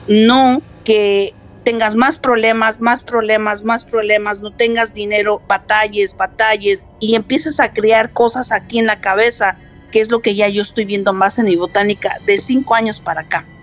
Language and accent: Spanish; New York, United States; also born or lived in Mexico; now in San Antonio, United States; Soy de nacionalidad mexicana, nací en México, criada en Nueva York